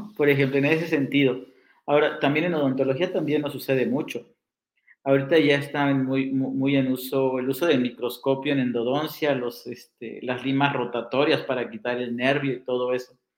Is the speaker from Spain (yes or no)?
no; Mexico City, Mexico; moved away as an adult; also born or lived in Morelos; now in Tijuana, Mexico; Yo nací en la Ciudad de México. Llevo, llevaba 11 años en, Morelos